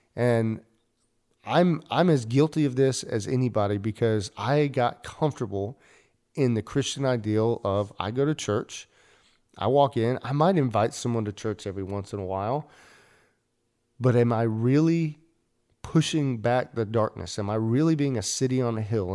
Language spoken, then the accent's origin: English; United States; as an American church